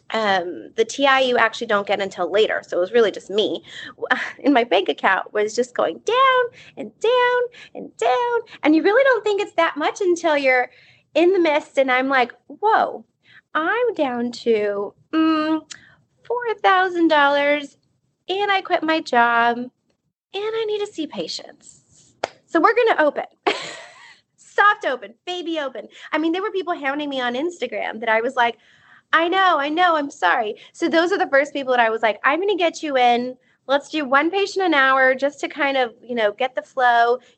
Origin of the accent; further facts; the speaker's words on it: South Texas, United States; growing up in South Texas